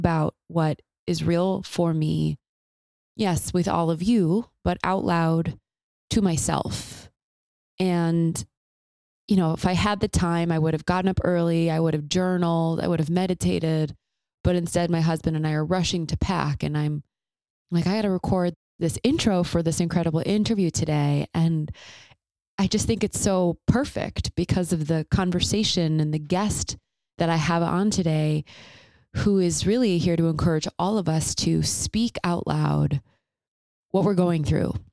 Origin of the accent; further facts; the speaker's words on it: Chicago, Illinois, United States; also born or lived in Nashville; I grew up in Chicago. My home is there